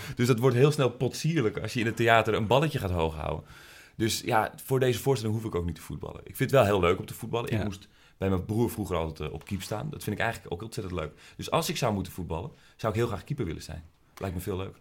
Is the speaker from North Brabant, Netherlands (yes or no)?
no; Amsterdam, North Holland, Netherlands; Dus ik kom uit Amsterdam